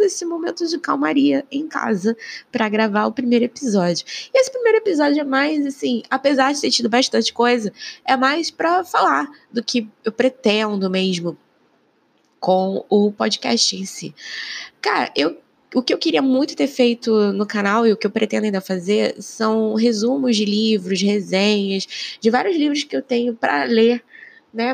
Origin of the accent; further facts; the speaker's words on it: Rio de Janeiro, Brazil; Eu sou do Rio de Janeiro